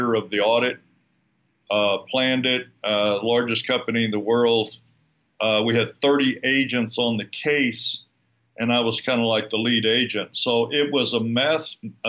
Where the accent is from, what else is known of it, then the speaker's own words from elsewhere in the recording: San Antonio, Texas, United States; moved away as an adult; also born or lived in Houston, Texas; now in Lake Chapala, Mexico; San Antonio, Texas, which is where I was born and raised in San Antonio